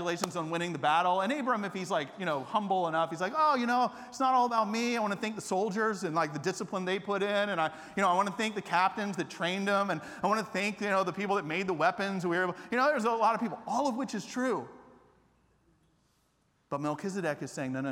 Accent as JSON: {"language": "English", "town": "Atlanta", "region": "Georgia", "country": "United States", "tie": "born or raised there", "also_born_or_lived": "Japan", "moved": "as an adult", "lives_now": "Austin, United States", "said": "I grew up in Atlanta not as a Christian"}